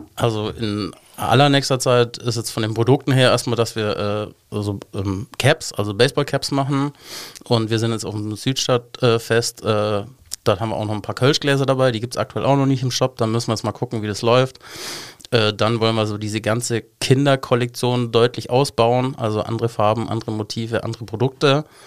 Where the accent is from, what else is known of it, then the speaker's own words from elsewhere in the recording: Munich, Bavaria, Germany; moved away as an adult; now in Cologne, Germany; ich bin eigentlich Münchner